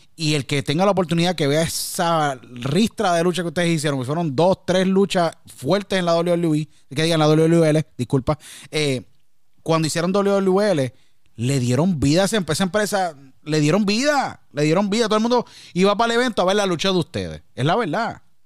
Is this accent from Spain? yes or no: no; Puerto Rico; now in United States; tuve que salir de Puerto Rico y emigrar a Estados Unidos.